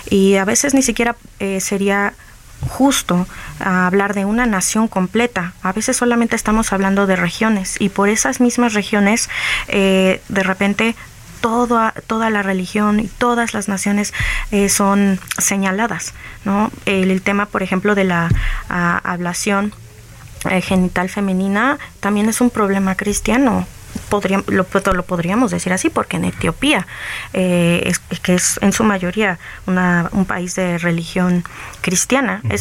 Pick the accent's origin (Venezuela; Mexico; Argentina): Mexico; la verdad estoy muy agradecida también con la apertura que como mexicanos nos tenemos entre sí.